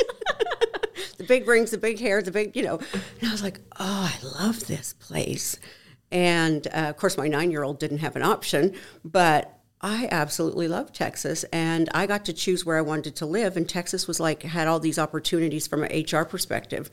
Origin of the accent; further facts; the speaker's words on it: Canada; moved away as an adult; now in United States; born and raised in Canada